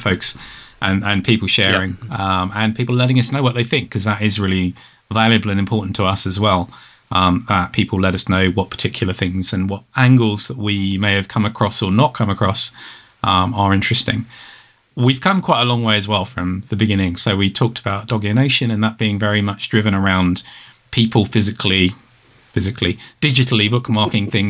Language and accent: English; United Kingdom; being British